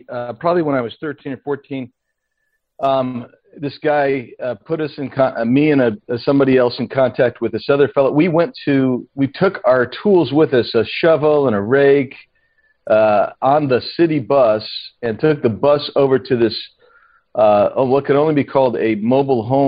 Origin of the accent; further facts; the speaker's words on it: Tucson, Arizona, United States; I grew up in Tucson